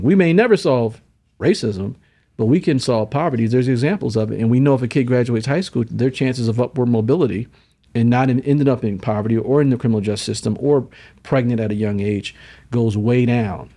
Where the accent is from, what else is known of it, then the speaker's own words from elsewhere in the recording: Syracuse, New York, United States; I'm from Syracuse, New York.